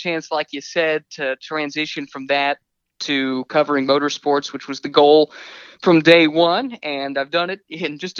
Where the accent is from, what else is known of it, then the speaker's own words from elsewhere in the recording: Indianapolis, Indiana, United States; I grew up in Indianapolis